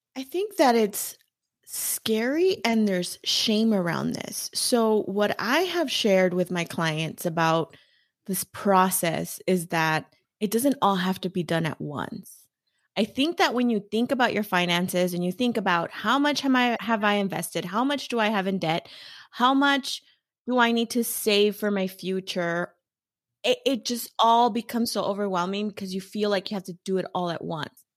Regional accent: Los Angeles, California, United States; I was born and raised in East L

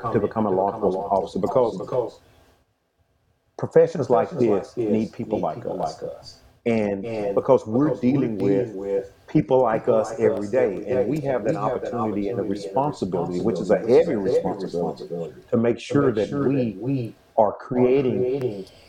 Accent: Nacogdoches, Texas, United States; now in Round Rock, United States; I'm from the oldest town in Texas, Nacogdoches. And it's in deep East Texas.

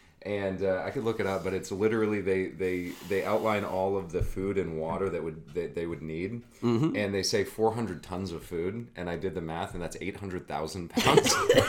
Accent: Colorado, United States; Because I come from Colorado, and it's like a huge state, and Denver's right in the middle of it.

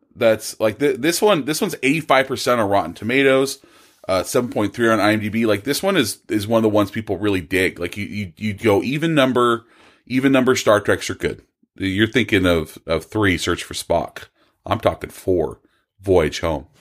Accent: Bakersfield, California, United States; I am also from Bakersfield.

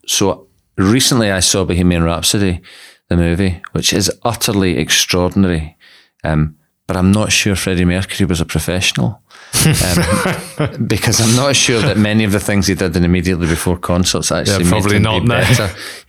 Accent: Scotland, United Kingdom; And so I'm from Scotland, and not a lot of people appreciate that because my accent is so homogenous now.

